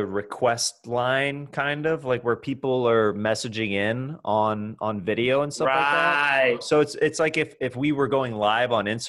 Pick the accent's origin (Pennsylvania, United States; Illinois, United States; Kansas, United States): Kansas, United States; moved away; I'm from Kansas.